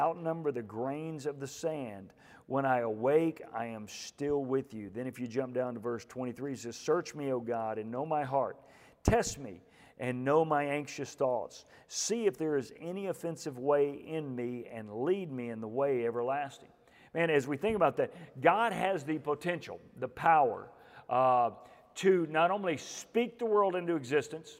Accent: Houston, Texas, United States; I'm from the Houston area

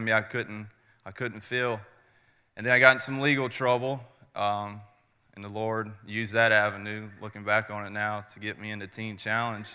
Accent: Charlotte, North Carolina, United States; I'm from Charlotte, North Carolina

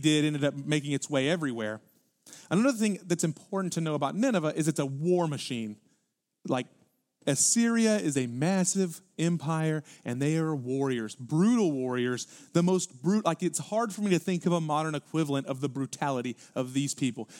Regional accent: Houston, Texas, United States; because we're from Houston

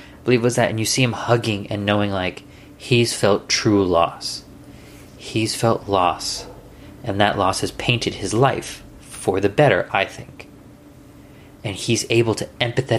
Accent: United States; I'm American

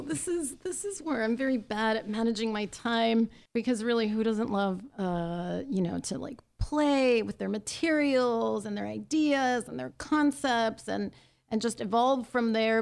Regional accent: Los Angeles, California, United States; I'm from Los Angeles. I was born in East Los Angeles, and I grew up in Highland Park and then later the San Gabriel Valley.

